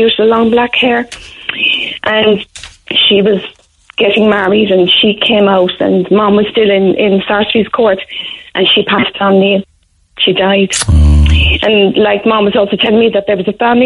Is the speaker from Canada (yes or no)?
no; Cork, Munster, Ireland; I remember we lived in a house in Blarney Street. I was born at home in Blarney Street.